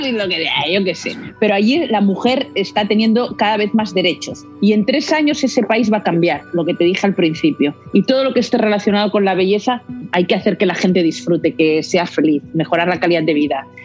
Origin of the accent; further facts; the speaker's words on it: Barcelona, Catalonia, Spain; Aquí en, Barcelona estamos en el Mediterráneo, somos mercaderes, somos, como los valencianos